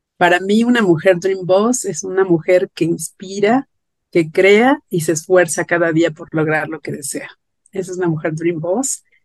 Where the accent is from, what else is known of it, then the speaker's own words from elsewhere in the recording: Mexico City, Mexico; yo soy de la Ciudad de México